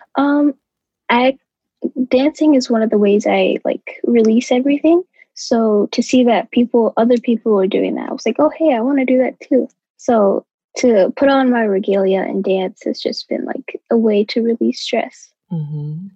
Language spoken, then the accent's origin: English; St. Paul, Minnesota, United States; I am from St. Paul